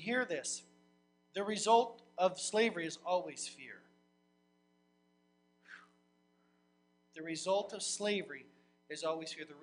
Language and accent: English; United States; I'm an American